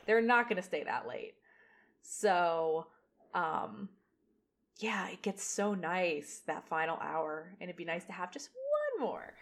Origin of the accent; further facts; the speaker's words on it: near Hershey, Pennsylvania, United States; Close to Hershey